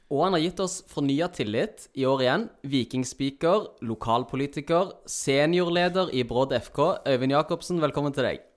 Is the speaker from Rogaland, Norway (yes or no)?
yes; Stavanger, Rogaland, Norway; vi er siddiser.